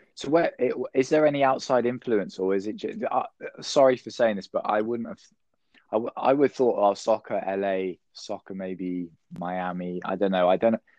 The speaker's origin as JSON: {"language": "English", "country": "United Kingdom", "said": "I'm from the United Kingdom."}